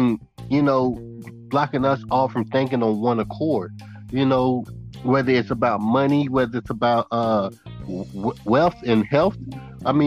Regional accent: Naples, Florida, United States; also born or lived in Immokalee, Florida; Originally, I was born in Naples, Florida, N-A-P-L-E-S, Naples, Florida

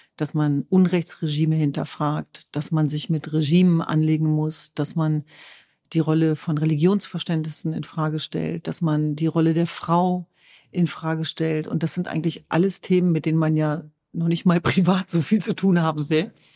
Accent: Germany; ich bin äh, Jesidin, ich bin Kurdin, ich bin Deutsch, ich bin Europäerin

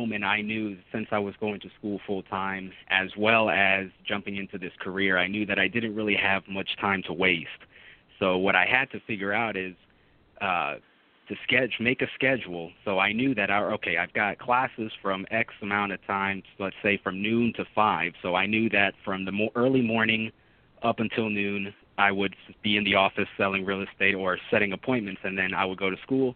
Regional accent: Orlando, Florida, United States; also born or lived in Jacksonville / Puerto Rico; I grew up in Orlando, moved to Jacksonville to study chemistry

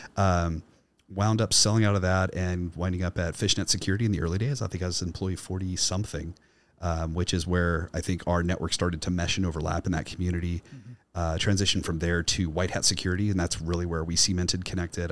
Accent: Kansas City, Missouri, United States; my hometown uh, in the north side of Kansas City, Missouri

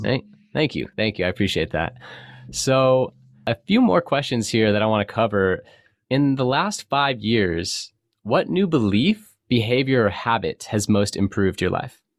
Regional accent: California, United States; I grew up in California, a surfer

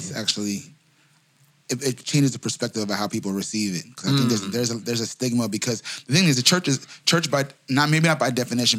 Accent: New York, United States; I'm a New Yorker

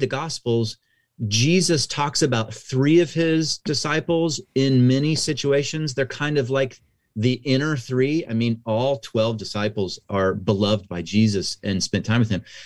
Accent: Kansas, United States; now in California, United States; I actually grew up in the Midwest. I'm from Kansas, uh, so that's right in the middle of the United States

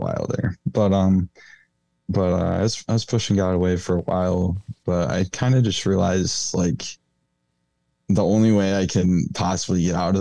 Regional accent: Portland, Michigan, United States; I'm from Portland, Michigan

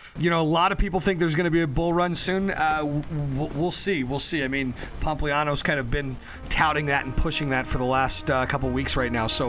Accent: Denver, Colorado, United States; also born or lived in Berlin; I was born in Berlin, actually, because my dad was stationed there. But I'm from a Colorado family, a family of, you know, North Denver Italians.

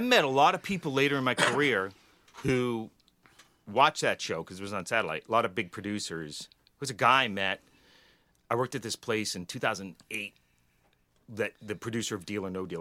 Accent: Woburn, Massachusetts, United States; I grew up in Woburn

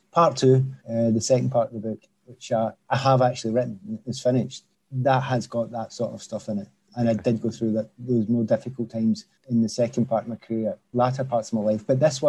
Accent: Scotland, United Kingdom; And on top of all that, you know, Scotland, I am Scottish. And I want the country to do well in football.

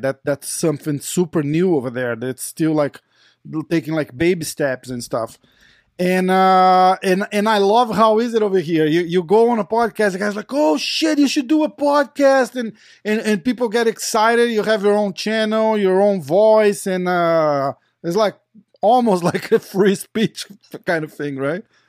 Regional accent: Brazil; we're from Brazil

